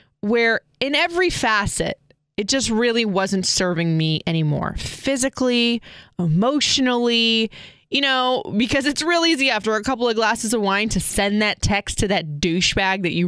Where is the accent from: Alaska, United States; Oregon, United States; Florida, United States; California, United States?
Florida, United States; Seminole High when I grew up in Florida